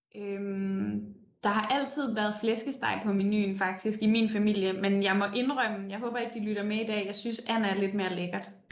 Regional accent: Denmark; now in Copenhagen, Denmark; der kom en flygtningelejr til den by, jeg voksede op i, og det betyder jo sindssygt meget i sådan en lille

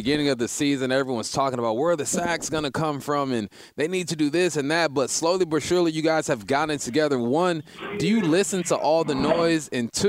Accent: California, United States; moved away; also born or lived in Pacific Northwest; me and Paul, we're from California. Moved up here to the Northwest.

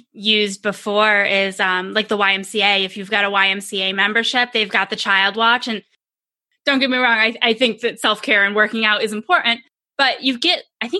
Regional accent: Rochester, New York, United States; moved away as an adult; now in Phoenix, United States; I'm from Rochester originally.

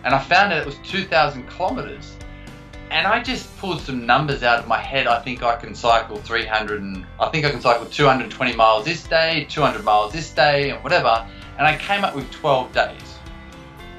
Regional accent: Australia; growing up in Australia.

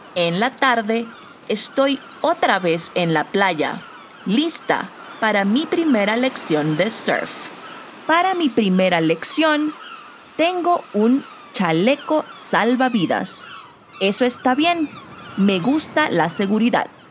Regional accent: Panama; now in Mexico; Soy de Panamá, pero vivo en México.

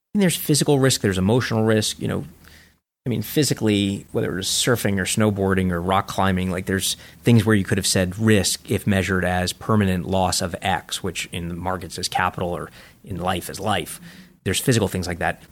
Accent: New York City, New York, United States; I grew up in Coney Island

